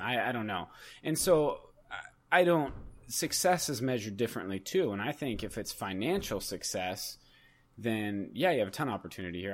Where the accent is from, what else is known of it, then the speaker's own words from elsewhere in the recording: United States; as an American